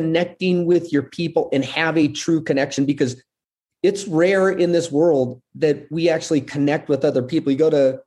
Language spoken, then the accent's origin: English; United States; also born or lived in Puerto Rico; I'm this gringo from America